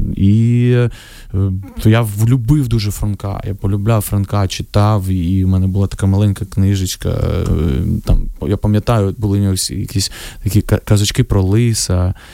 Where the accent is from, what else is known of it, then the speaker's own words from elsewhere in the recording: Vovchansk, Kharkiv Oblast, Ukraine; moved away; моє рідне місто